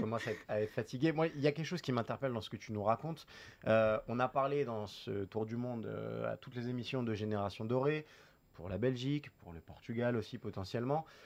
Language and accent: French; France; nous, en tant que Français